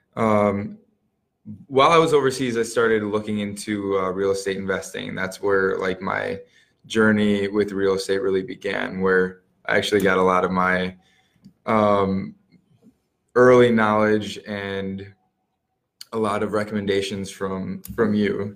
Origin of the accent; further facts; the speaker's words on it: Muskego, Wisconsin, United States; I grew up in Muskego. Um, went to all the schools there